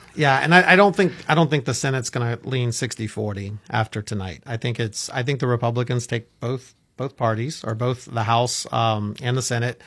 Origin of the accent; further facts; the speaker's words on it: Orlando, Florida, United States; I grew up in Orlando